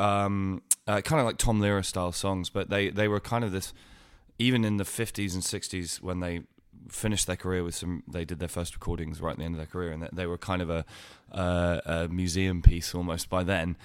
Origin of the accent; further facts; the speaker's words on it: Winchester, South East England, United Kingdom; I grew up in Winchester